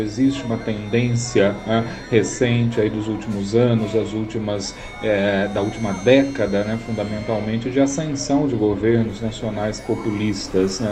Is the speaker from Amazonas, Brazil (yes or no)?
no; Americana, São Paulo, Brazil; now in Minas Gerais, Brazil; falo aqui das Gerais, muito embora em Americana, região que é a minha terra natal